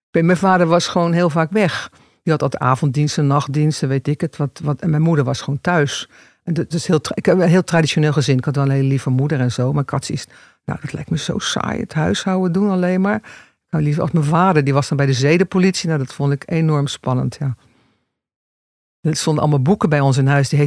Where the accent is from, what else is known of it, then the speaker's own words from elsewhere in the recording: Rotterdam, South Holland, Netherlands; born there; Rotterdam. Rotterdam. Kan je het horen dan nog? Nee, niet echt.